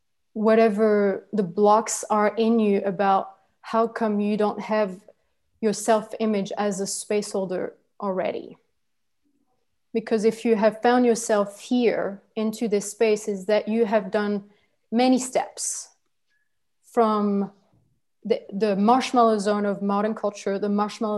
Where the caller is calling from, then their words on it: La Gomera, Canary Islands, Spain; I'm speaking now from La Gomera, which is in the Canary Islands. It is supposed to be Spanish territory. I don't consider it Spanish territory, but whatever.